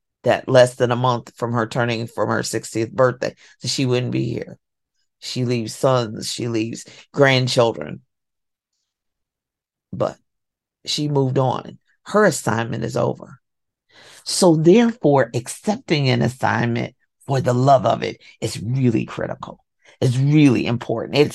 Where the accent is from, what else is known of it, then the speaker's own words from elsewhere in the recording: Kentucky, United States; I'm from Kentucky.